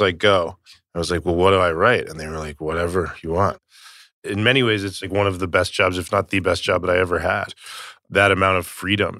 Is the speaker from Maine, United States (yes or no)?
no; Tucson, Arizona, United States; I was from Tucson, Arizona